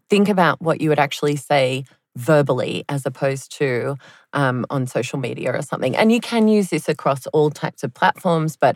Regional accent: Connecticut, United States; now in Berlin, Germany; I grew up in Connecticut

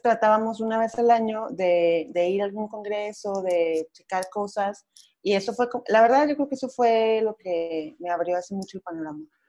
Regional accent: Torreón, Coahuila, Mexico; moved away as an adult; now in Mexico City, Mexico; soy de Coahuila, de Torreón, Coahuila, del norte, pero tengo dos años aquí en Ciudad de México

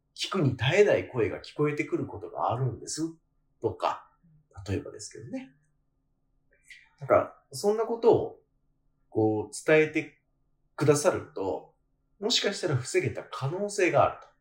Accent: Kanagawa, Japan; 私は 関東出身なんですけど、神奈川生まれなんですけど

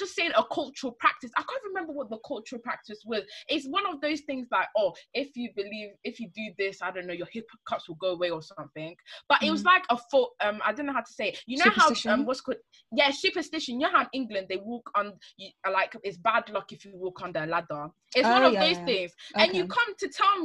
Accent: Ghana; a cultural practice that we had in Ghana. I'm Ghanaian

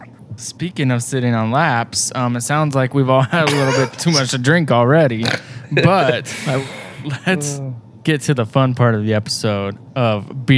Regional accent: Denver, Colorado, United States; moved away; Terrence and I, you know, we're from Denver, but have been in different states now for a couple Christmases.

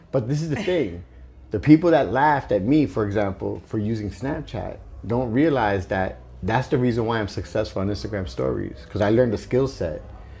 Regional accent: New York City, New York, United States; When I grew up in East New York, Brooklyn

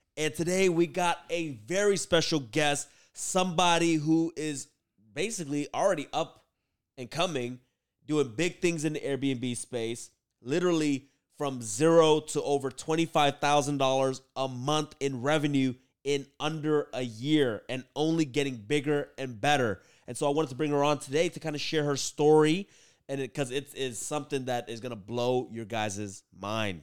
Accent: Oakland, California, United States; first language Vietnamese; English is a second language; also born or lived in San Leandro; I grew up in Oakland

